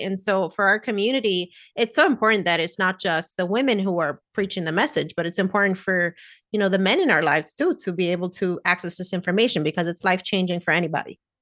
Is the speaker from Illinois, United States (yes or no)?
no; New Jersey, United States; Me and my sister were born in New Jersey, that's where I grew up